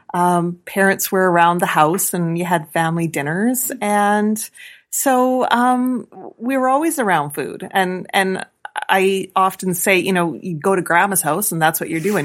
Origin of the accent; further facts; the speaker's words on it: Avonlea, Saskatchewan, Canada; also born or lived in Red Deer, Alberta / Regina; now in Milestone, Canada; farm is where I spent most of my time as a ki-, kid